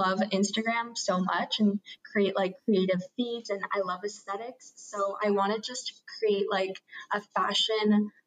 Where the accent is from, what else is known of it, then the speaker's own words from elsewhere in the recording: Vancouver, British Columbia, Canada; also born or lived in Toronto; I grew up in Vancouver